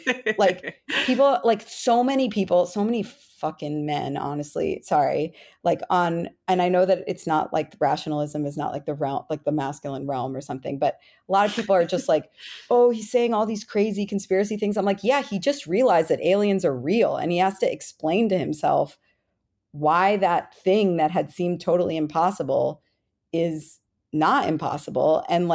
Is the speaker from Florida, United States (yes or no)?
yes; Florida, United States; Now it's Marco Rubio, from my home state of Florida.